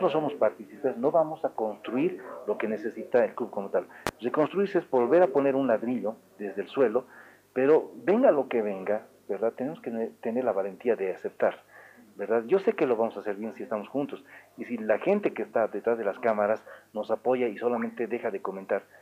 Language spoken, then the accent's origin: Spanish; Oruro, Bolivia; somos orureños